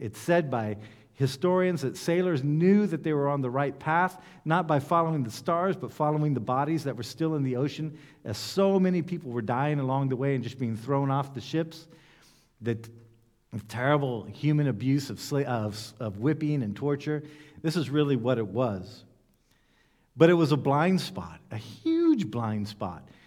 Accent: United States; I come from the United States

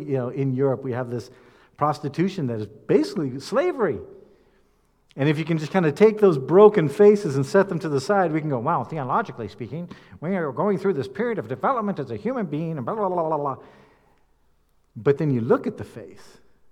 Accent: United States; as American speakers

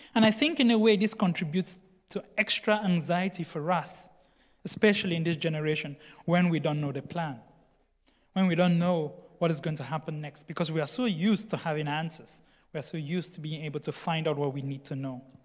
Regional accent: Cameroon; I come from Cameroon.

